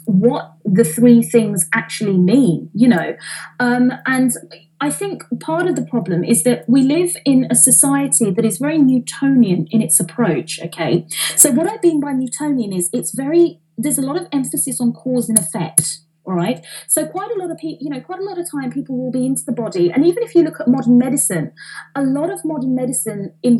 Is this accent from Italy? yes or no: no; London, United Kingdom; I'm an Indian girl, right, from East London